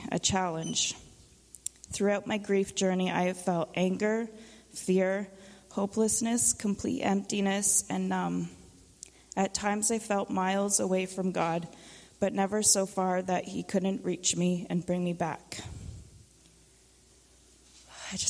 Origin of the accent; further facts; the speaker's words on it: Haliburton County, Ontario, Canada; I was born and raised in Haliburton County.